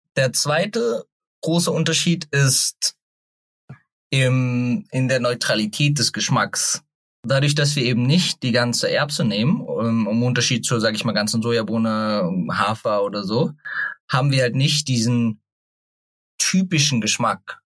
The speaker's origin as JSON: {"language": "German", "country": "Germany", "tie": "born or raised there", "said": "ich bin in der Nähe von Hofheim aufgewachsen"}